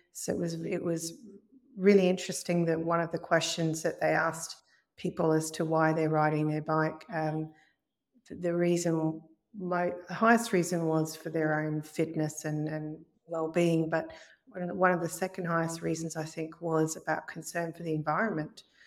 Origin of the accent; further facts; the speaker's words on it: Brisbane, Queensland, Australia; accent: Australian; moved away as an adult; now in Northern Ireland, United Kingdom; in Brisbane, in, in my hometown